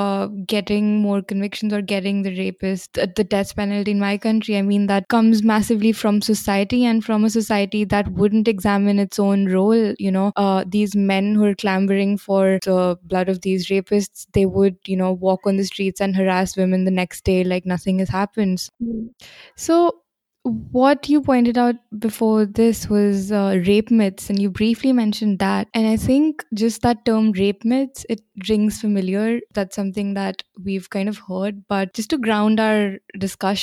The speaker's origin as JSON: {"language": "English", "country": "India", "said": "I'm from India"}